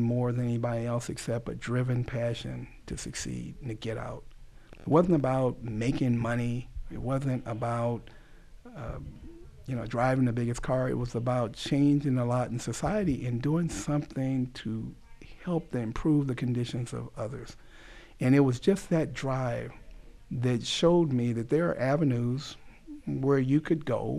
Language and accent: English; Los Angeles, California, United States; I grew up in South Central Los Angeles